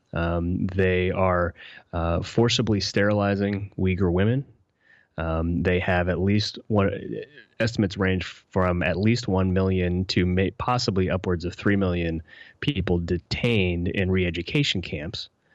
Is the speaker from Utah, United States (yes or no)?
no; West Virginia, United States; I grew up in West Virginia